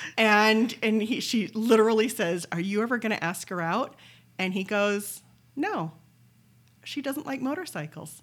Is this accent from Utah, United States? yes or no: yes; Pleasant Grove, Utah, United States; I was from Pleasant Grove